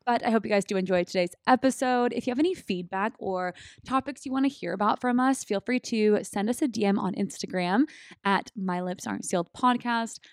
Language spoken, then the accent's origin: English; California, United States; moved away as an adult; also born or lived in Texas; now in San Diego, United States; come back to my home state